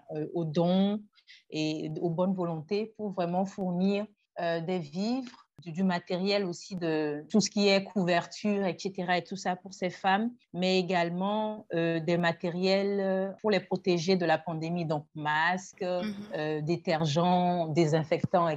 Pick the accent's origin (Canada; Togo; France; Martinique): Togo; Je suis togolaise. Je, vis au Togo